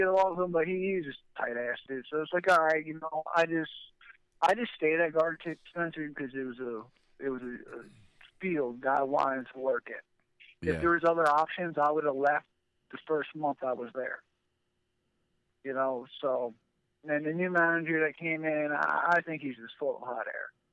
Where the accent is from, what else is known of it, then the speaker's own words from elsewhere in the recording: New Jersey, United States; born and raised in Jersey